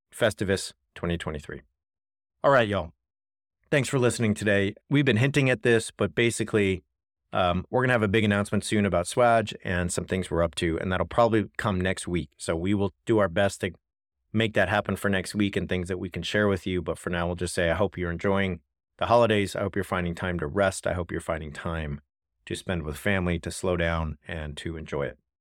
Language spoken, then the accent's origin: English; California, United States; I'm from California